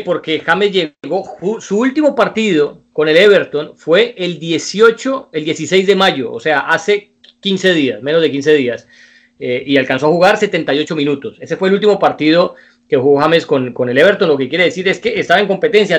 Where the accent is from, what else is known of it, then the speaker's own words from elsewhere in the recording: Colombia; somos colombianos